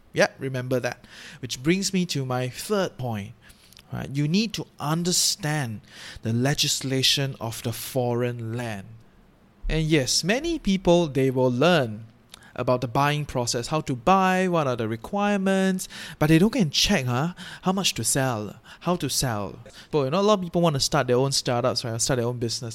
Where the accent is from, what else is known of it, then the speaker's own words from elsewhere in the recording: Singapore; now in Malaysia; I'm from Singapore. I live in Malaysia